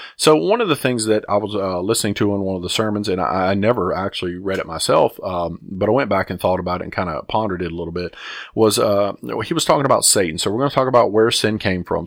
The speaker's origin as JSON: {"language": "English", "region": "the South", "country": "United States", "tie": "born or raised there", "said": "I grew up in the South, um, in the eighties"}